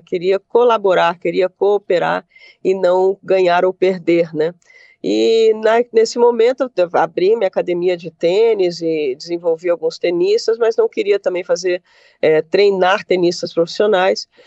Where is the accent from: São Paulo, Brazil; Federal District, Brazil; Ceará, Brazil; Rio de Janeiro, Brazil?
Federal District, Brazil; Brasília; moved away as an adult; now in Rio Grande do Sul, Brazil; morando no, no meu segundo estado, sou brasiliense